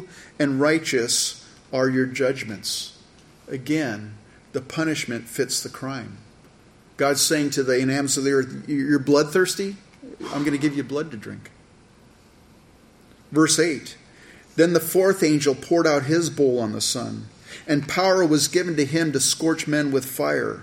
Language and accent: English; California, United States; I grew up in California